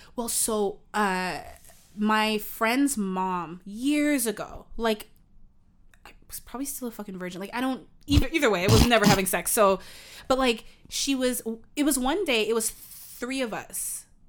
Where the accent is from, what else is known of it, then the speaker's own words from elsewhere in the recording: Canada; I'm Canadian